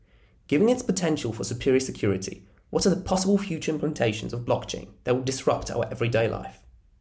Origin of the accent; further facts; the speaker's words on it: Warsaw, Masovian Voivodeship, Poland; moved away as an adult; now in Milan, Italy; I'm from Warsaw, but currently living and studying in Milan. I spent the past 2 years pursuing my bachelor's degree at Bocconi University.